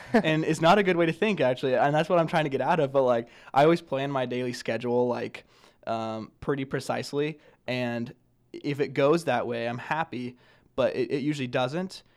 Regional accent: Grand Island, Nebraska, United States; I'm from Grand Island, Nebraska

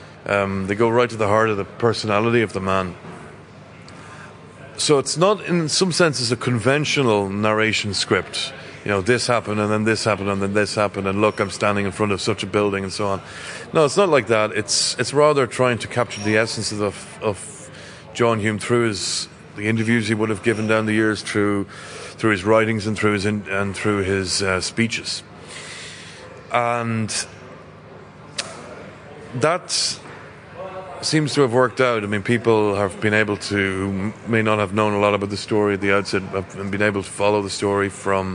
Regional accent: Belturbet, Ulster, Ireland; I shot it in my hometown. I'm from Belturbet, County Cavan, so those rivers and lakes are all where I grew up

